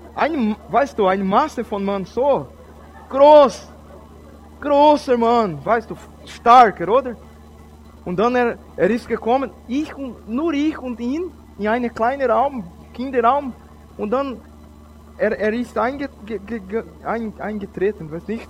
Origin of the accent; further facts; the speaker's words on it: Brazil; German is a second language; also born or lived in Switzerland; Ich bin Brasilianer